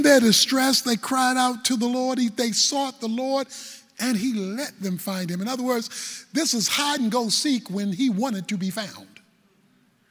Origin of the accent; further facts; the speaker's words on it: Baltimore, Maryland, United States; I'm from Baltimore